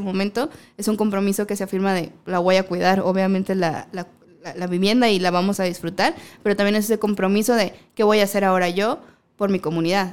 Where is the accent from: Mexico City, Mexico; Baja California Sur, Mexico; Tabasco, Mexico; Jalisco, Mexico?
Baja California Sur, Mexico; moved away; yo soy de la Baja